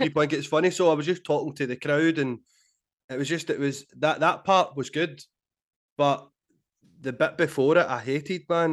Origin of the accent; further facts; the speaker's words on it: Glasgow, Scotland, United Kingdom; I grew up in Glasgow